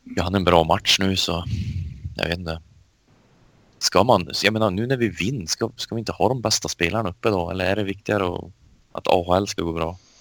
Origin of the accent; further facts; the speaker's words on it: Sweden; som svensk